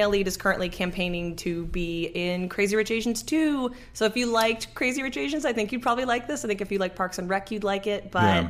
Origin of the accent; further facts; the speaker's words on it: Canada; as a Canadian